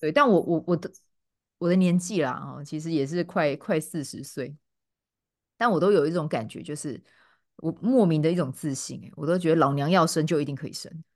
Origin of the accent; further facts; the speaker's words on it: Kaohsiung, Taiwan; accent: Chiayi coastal (haikou) Taiwanese; moved away as an adult; now in United Kingdom; 虽然说我是高雄人，可我爸妈都嘉义嘛